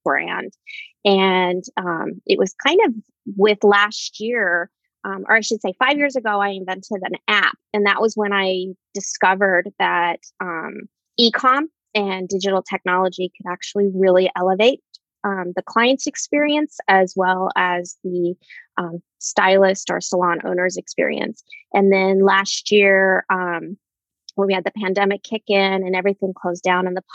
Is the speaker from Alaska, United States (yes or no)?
yes; Anchorage, Alaska, United States; moved away as an adult; back in my hometown in Anchorage, Alaska